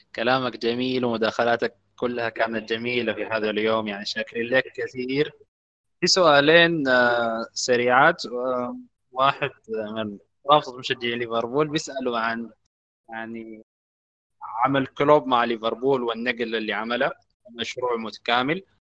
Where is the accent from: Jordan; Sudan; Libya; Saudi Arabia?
Sudan; عندنا في السودان